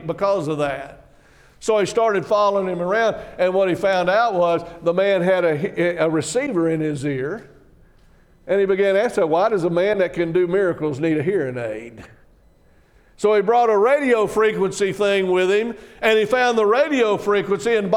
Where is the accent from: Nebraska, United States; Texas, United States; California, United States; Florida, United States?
Texas, United States; I'm from Texas